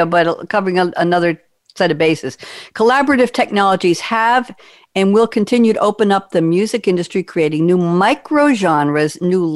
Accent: Long Island, New York, United States; I'm from Long Island.

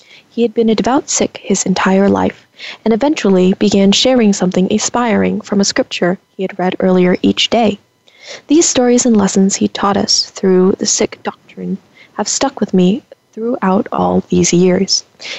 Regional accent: California, United States; I, on the other hand, was born and raised in California's Central Valley. What I enjoyed the most as a kid, living in a rural town, was the openness.

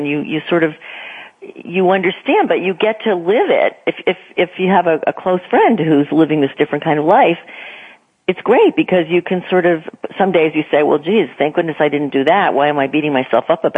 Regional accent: near New Haven, Connecticut, United States; moved away as an adult; also born or lived in New York / Boston; I grew up in New England. I grew up in Connecticut near New Haven

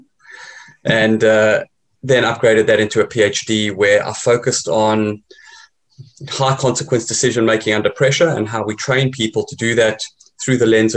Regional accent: South Africa; moved away; I'm originally South African.

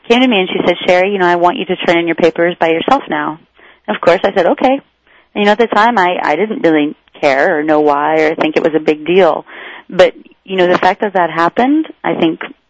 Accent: Iowa, United States; growing up in Iowa in a rural area

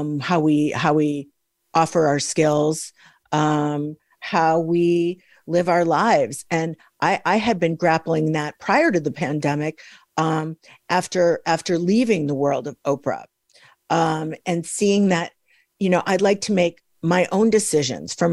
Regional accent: Midwest, United States; I'm from the Midwest

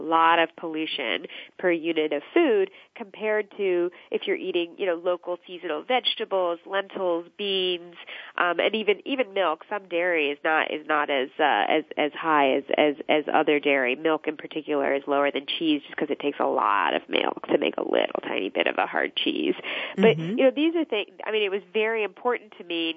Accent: United States; my family is actually from India. I was born in the States. My family's from India

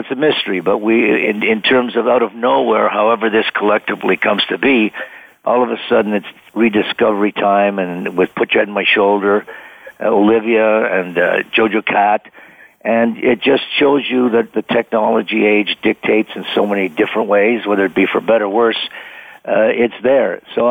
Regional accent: Ottawa, Ontario, Canada; a little guy from Ottawa, Canada

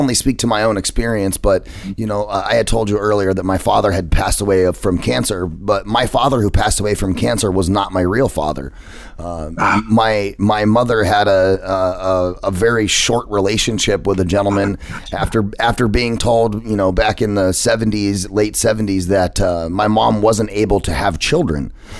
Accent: United States; There's one thing I do know, Kevin. I'm American.

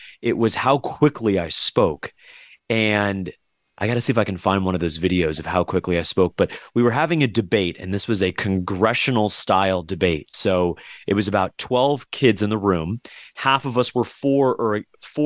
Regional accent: South Florida, United States; Growing up in South Florida, too, with so many different families from South American, Latin American backgrounds

